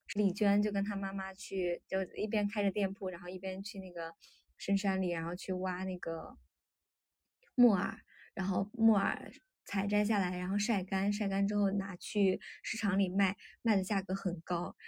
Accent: Shaanxi, China; 这个是在陕西，我感觉我，我们老家最喜欢，最喜欢包，就是做馒头吃的一种，做菜馒头吃的一种野菜

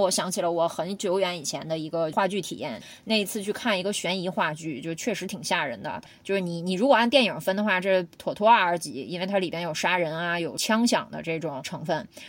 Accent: Northeast China, China; 我们东北虎

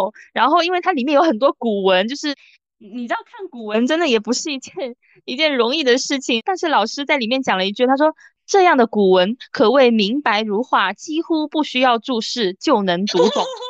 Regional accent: Guangdong, China; 我们潮汕人的吃粥文化

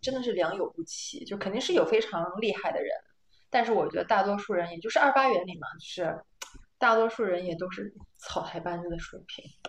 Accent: China; moved away as an adult; now in Netherlands; 我们是中国人

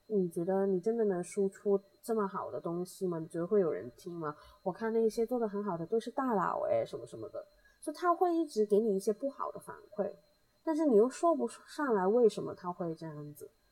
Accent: Hong Kong; 我们香港这边

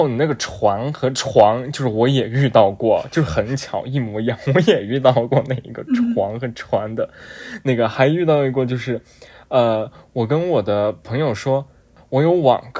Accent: Dali, Yunnan, China; 就是我和绿高中是在同一个班，都是在大理，然后所以大理就是有很多少数民族嘛

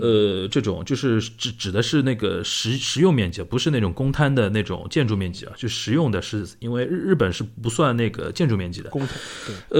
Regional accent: Shanghai, China; 我们上海人平时就是聊这类东西

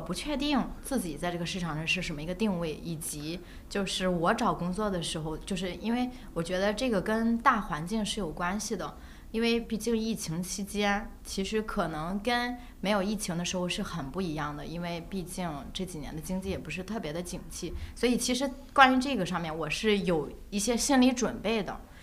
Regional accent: northern China, China; 因为我，我是北方人

